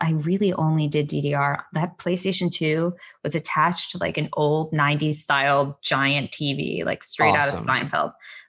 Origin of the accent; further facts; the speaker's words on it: Connecticut, United States; moved away; also born or lived in New York / Long Island; I was in Connecticut going to Manhattan, but I'm originally from New York. Born there, lived in Long Island for a little, and then went to high school in Connecticut and moved to Connecticut.